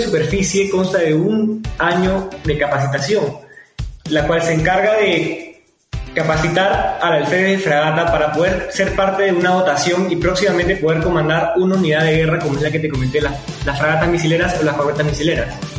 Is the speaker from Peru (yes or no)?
yes; Chiclayo, Lambayeque, Peru; yo soy de provincia, ¿no? Soy de Chiclayo